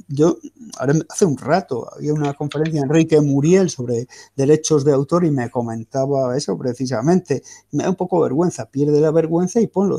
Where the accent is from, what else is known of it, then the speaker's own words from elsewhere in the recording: Spain; los españoles somos distintos